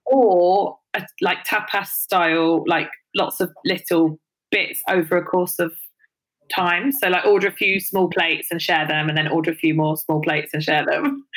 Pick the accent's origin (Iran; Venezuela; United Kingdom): United Kingdom; London; I grew up in London